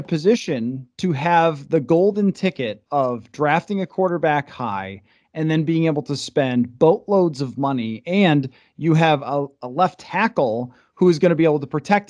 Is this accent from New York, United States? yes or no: yes; Buffalo, New York, United States; moved away; I grew up in Buffalo and I worked in Buffalo to start my career.